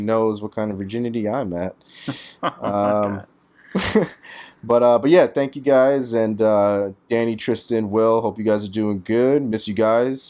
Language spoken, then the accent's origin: English; New York City, New York, United States; As a New Yorker